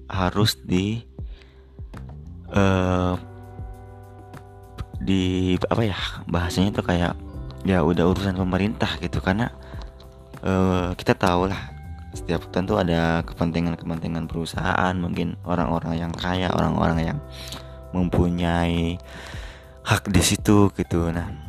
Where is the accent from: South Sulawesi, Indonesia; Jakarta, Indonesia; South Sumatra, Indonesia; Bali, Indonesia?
South Sumatra, Indonesia; Palembang; di Sumatera Selatan juga tempat kota gua di Palembang juga terdampak